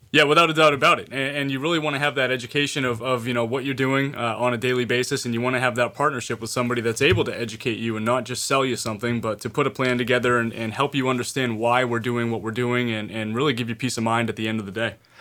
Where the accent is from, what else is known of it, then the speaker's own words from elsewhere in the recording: Maine, United States; being born and raised in Maine, educated in Maine